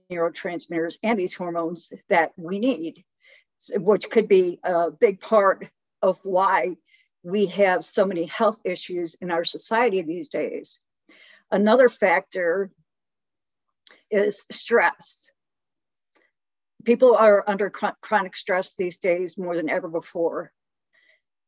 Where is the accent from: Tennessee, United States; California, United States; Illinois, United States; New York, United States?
Illinois, United States; Chicago; I was born and raised in Chicago